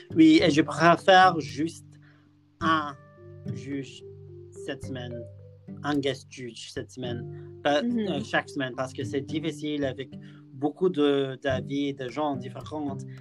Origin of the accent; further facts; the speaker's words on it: near Liverpool, North West England, United Kingdom; French is a second language; je viens de près de Liverpool